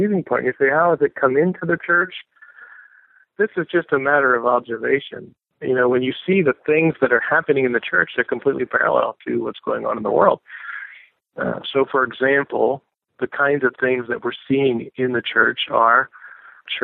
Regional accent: United States; I say this as an American

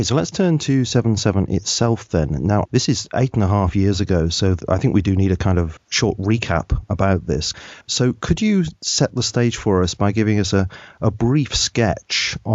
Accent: southern England, United Kingdom; accent: southern English; now in Lancashire, United Kingdom; you can tell by my accent that I come from the south of England

